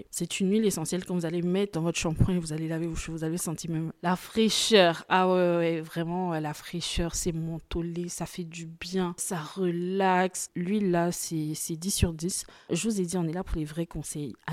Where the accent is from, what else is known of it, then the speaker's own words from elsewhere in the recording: Côte d’Ivoire; comme on dit chez moi en Côte d'Ivoire, je vais te garant, ça veut dire je vais un peu te menacer.